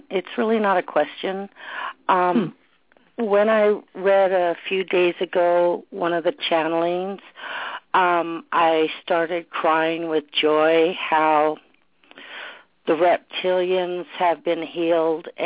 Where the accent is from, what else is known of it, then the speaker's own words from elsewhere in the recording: Ottawa, Ontario, Canada; Uh, from Ottawa. Ottawa. Uh, Ottawa in Canada.